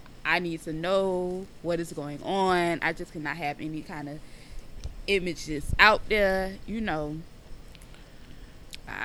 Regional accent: the South, United States; I'm from the South

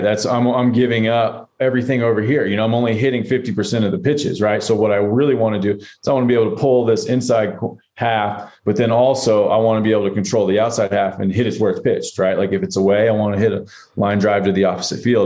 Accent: Atlanta, Georgia, United States; growing up in Atlanta

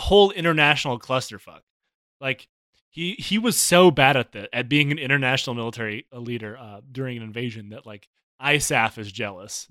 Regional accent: Michigan, United States; I, I grew up in Michigan

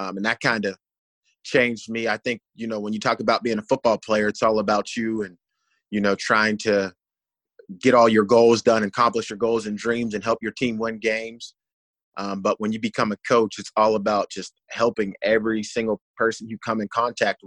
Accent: Pittsburgh, Pennsylvania, United States; moved away; I'm from Pittsburgh, Pennsylvania

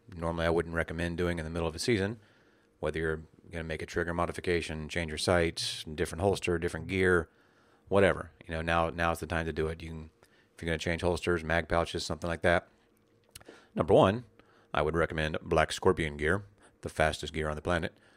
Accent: West Virginia, United States; when I was a child growing up in West Virginia

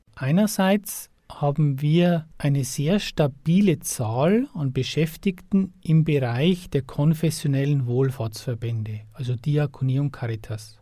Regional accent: Upper Palatinate, Bavaria, Germany; moved away as an adult; also born or lived in Regensburg; now in Passau, Germany; ursprünglich aus der Oberpfalz

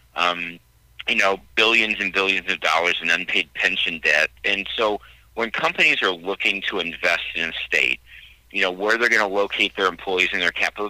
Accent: Central Illinois, United States; I was born and raised in in Central Illinois

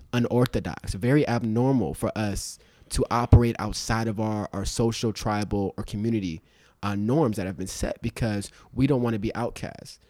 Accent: Los Angeles, California, United States; also born or lived in Inglewood / Compton; I grew up in Inglewood and South Central and Compton

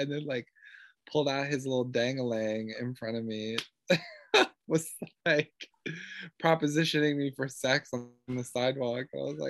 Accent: the South, United States; I'm from the South, living in the big city. So I come from a really non-progressive area.

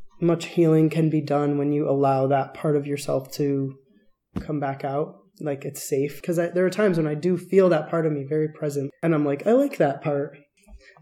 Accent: Stratford, Connecticut, United States; also born or lived in Bridgeport, Connecticut / Chicago, Illinois; now in Tucson, United States; I grew up in Connecticut, kind of on the coast. I was born in Bridgeport, sort of an industrial town, but my town was Stratford, a little bit further north

